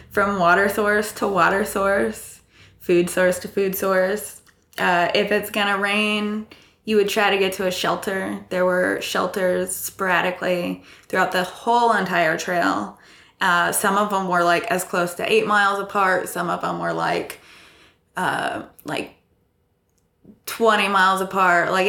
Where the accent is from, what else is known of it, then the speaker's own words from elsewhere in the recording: Iowa, United States; accent: neutral American; also born or lived in Texas / California; I'm from Iowa. I, I have more of a neutral accent when it comes to Americans, uh, but I have lived in Texas and California for a bit.